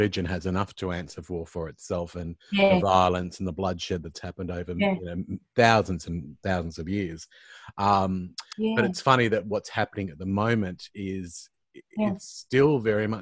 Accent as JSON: {"language": "English", "region": "Queensland", "country": "Australia", "moved": "yes", "lives_now": "Sydney, Australia", "said": "I'm originally from Queensland. And all my family is still there. And I only moved to Sydney"}